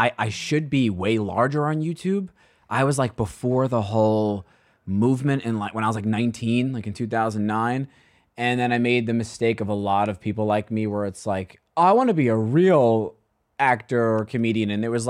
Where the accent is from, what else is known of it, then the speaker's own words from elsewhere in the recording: New York City, New York, United States; All within walking distance to our childhood home in Staten Island.